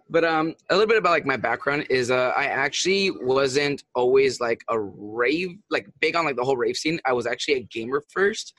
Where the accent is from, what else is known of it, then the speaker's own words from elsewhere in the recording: San Luis Obispo, California, United States; I'm originally from California. Um, I'm actually from a town called San Luis Obispo